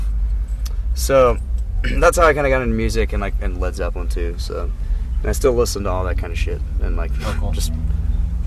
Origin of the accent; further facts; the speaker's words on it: United States; I'm from America